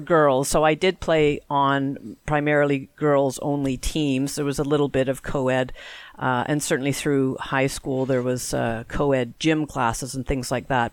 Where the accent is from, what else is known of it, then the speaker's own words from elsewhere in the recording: Canada; we are Canadian after all.